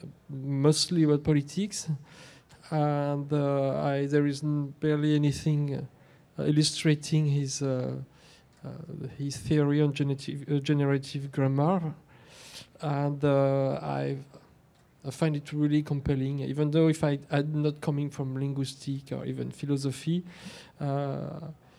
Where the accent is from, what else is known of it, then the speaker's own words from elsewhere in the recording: Versailles, Île-de-France, France; It was in Versailles